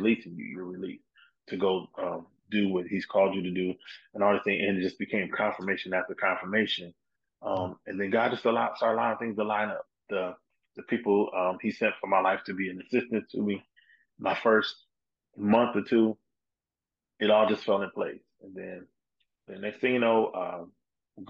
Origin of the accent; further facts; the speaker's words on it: South Bend, Indiana, United States; also born or lived in Detroit, Michigan; now in Dallas, United States; my hometown, South Bend, Indiana